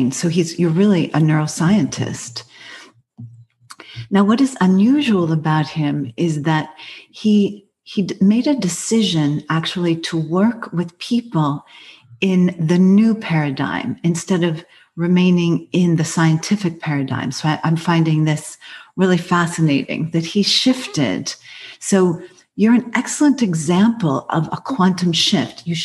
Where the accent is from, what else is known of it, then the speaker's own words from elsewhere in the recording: Massachusetts, United States; I'm from Massachusetts, spent a lot of time at Harvard.